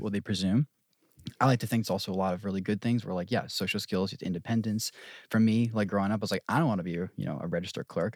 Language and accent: English; New Jersey, United States; moved away; I'm from Jersey, born and raised